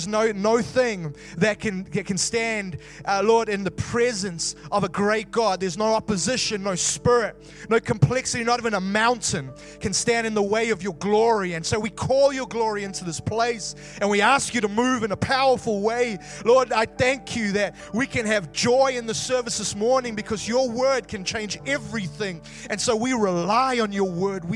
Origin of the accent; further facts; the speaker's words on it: South Africa; now in Wellington, New Zealand; I'm originally South African